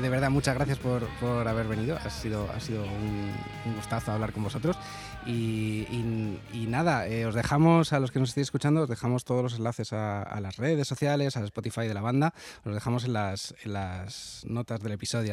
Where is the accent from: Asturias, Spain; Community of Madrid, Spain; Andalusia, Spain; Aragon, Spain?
Community of Madrid, Spain; Madrid; yo soy de Madrid